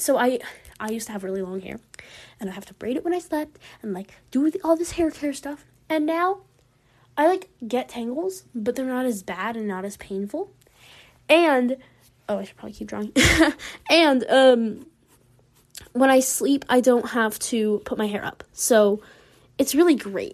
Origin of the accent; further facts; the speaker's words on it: the American South, United States; accent: Southern American; my Southern American accent